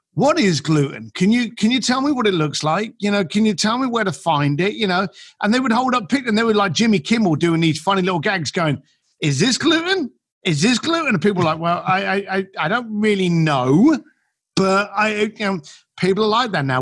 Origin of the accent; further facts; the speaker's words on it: London, United Kingdom; moved away; I'm an Irish kid from East London